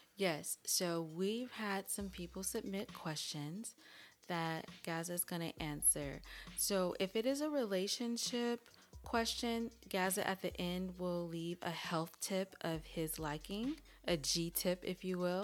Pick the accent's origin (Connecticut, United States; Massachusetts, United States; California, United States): California, United States; I'm from California and I talk how I talk